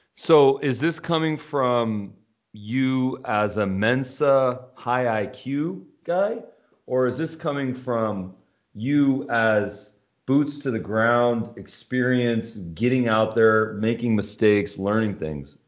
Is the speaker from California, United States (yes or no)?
yes; Los Angeles, California, United States; I'm from Los Angeles